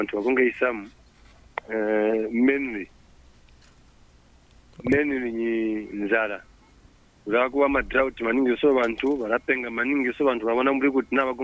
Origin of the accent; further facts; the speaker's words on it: Chibombo District, Chief Liteta, Central Province, Zambia; I'm from Chiwombo District, Chief Liteta